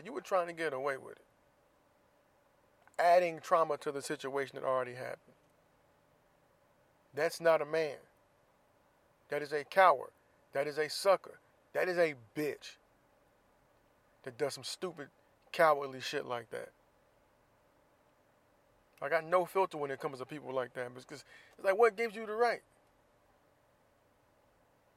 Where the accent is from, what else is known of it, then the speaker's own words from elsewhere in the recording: Florida, United States; I'm from Florida, so people know I'm from Florida